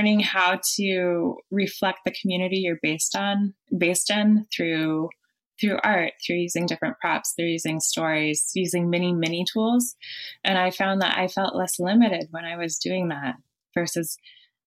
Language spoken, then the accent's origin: English; Colorado, United States; moved away as an adult; also born or lived in France / Bay Area; now in San Francisco Bay Area, United States; Colorado, my home state